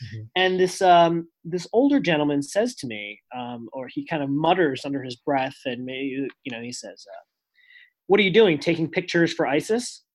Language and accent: English; New Jersey, United States; I'm from New Jersey